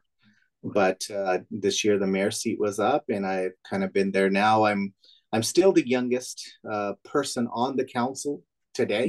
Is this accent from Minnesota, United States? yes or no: no; Manteca, California, United States; My dad's owned that now for 36 years. So grew up in small business my whole life. After I graduated out of Sierra High School in 2000